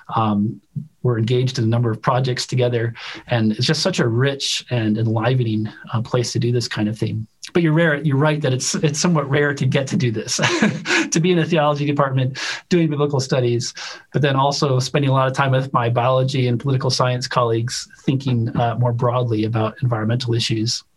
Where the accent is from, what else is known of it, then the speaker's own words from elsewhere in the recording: Chicago, Illinois, United States; moved away as an adult; also born or lived in Utah; since I was a kid growing up in Chicago